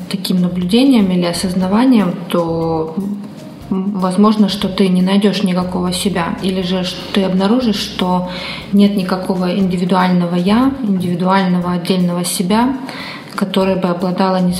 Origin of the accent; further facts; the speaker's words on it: Caracas, Capital District, Venezuela; что я из Венесуэлы, что я родился в столице моей страны, в Каракасе.